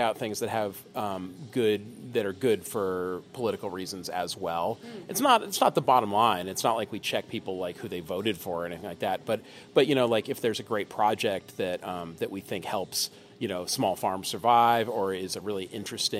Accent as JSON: {"language": "English", "area": "Bay Area", "region": "California", "country": "United States", "tie": "born or raised there", "said": "I grew up in the Bay Area"}